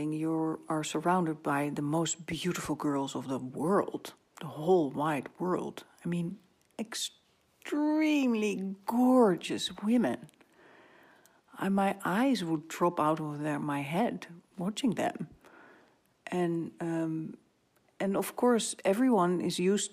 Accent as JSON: {"language": "English", "country": "Netherlands", "tie": "born or raised there", "said": "I'm from Holland, and Dutch people are very down to earth"}